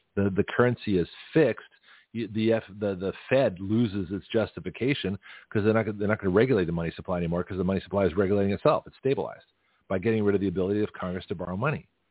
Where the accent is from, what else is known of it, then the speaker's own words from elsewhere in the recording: Toronto, Ontario, Canada; moved away; also born or lived in California; I grew up in Toronto